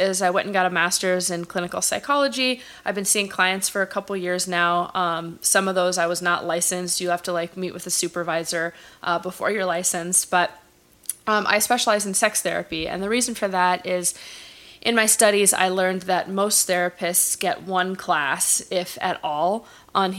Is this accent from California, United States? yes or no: yes; Los Angeles, California, United States; also born or lived in Bay Area; I grew up in Los Angeles in the San Fernando Valley. I'm from a place called Chatsworth